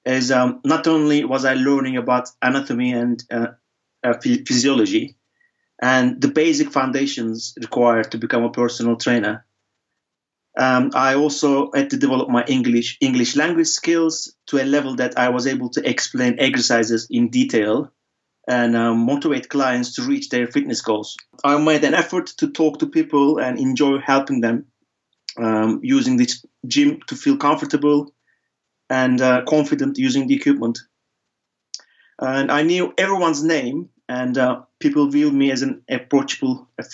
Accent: İzmir, Turkey; moved away as an adult; my local barber in my hometown, İzmir, in Turkey

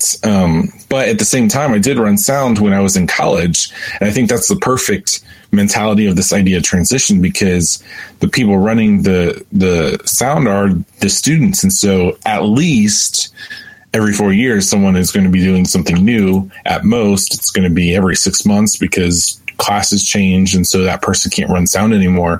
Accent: Lima, Ohio, United States; I'm from Lima, Ohio

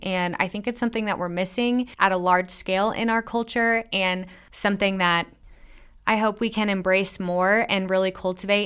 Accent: Midwest, United States; I'm from the Midwest, and we have some gnarly winters

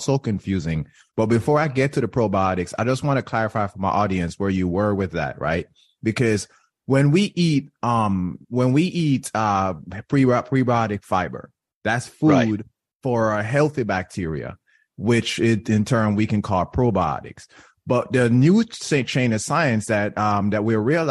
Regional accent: Jamaica; moved away; when I was growing up in Jamaica, I grew up in Jamaica

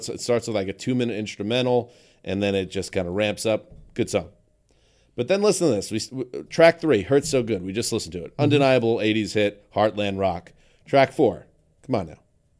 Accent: United States; as an American.

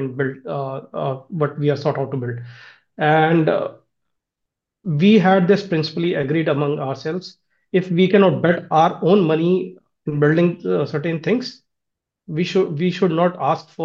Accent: India; I'm from India.

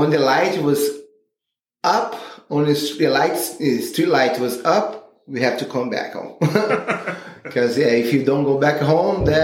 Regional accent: Rio de Janeiro, Brazil; English is a second language; I born in the 75 and grew up in the 80s in Rio de Janeiro

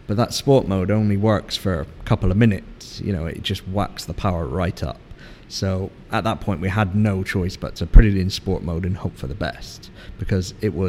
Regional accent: England, United Kingdom; And me being an Englishman, I was like, nah, it'd be all right.

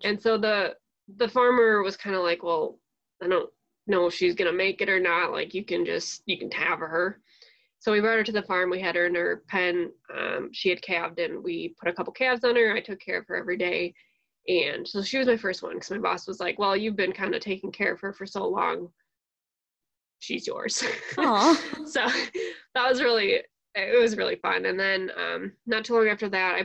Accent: Waukesha County, Wisconsin, United States; I am originally from Waukesha County, Wisconsin, which is like southeast Wisconsin, not terribly far from Milwaukee

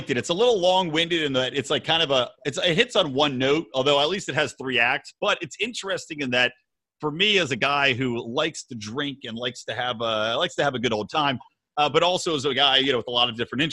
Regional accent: Bucks County, outside Philadelphia, Pennsylvania, United States; moved away as an adult; also born or lived in Los Angeles; I grew up in Philly, or outside of Philly, I should say, in Bucks County.

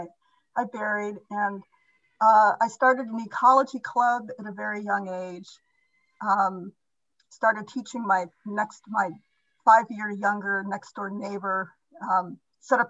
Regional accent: Indiana, United States; I was raised in Indiana, a very, very conservative

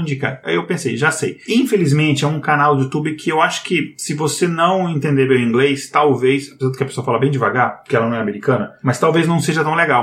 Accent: Brazil; a gente é brasileiro

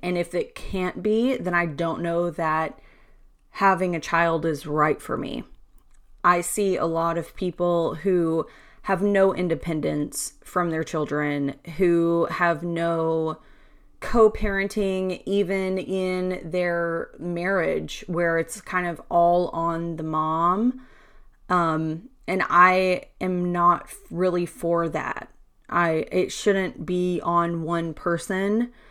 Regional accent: Louisiana, United States; I'm from Louisiana

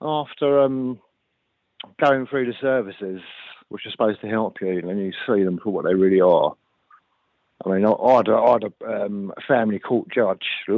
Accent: London, United Kingdom; I'm from London.

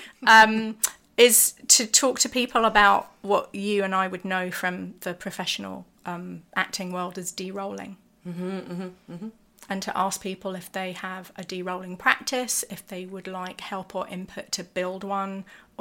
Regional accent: London, United Kingdom; London is my hometown

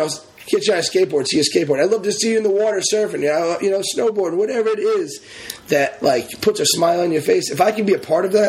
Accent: Narragansett, Rhode Island, United States; also born or lived in Warwick, Rhode Island; now in Wakefield, United States; You know, and I'm from both. I'm from Narragansett. Well, I'm from Warwick, I'm from Narragansett, and now I live in Wakefield.

